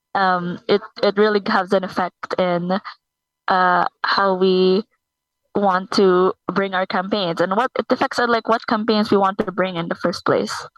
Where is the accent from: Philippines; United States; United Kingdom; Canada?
Philippines; I'm from the Philippines